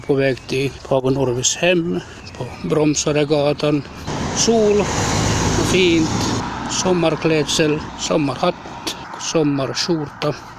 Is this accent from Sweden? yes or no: no; Kaskö, Ostrobothnia, Finland; moved away as an adult; now in Turku, Finland; Jag är uppvuxen i, i, i Finlands minsta stad, Kaskö.